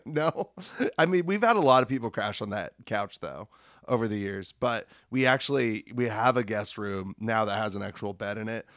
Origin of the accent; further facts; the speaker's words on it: Lincoln, Nebraska, United States; moved away as an adult; now in Iowa City, United States; I was in Lincoln, Nebraska, which is my hometown